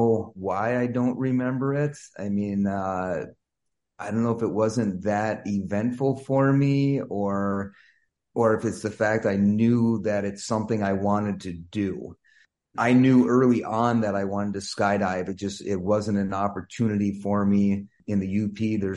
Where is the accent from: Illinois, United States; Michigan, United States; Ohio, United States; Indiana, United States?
Michigan, United States; Ironwood; moved away as an adult; now in Wisconsin, United States; I'm from Ironwood, Michigan, which is up in the UP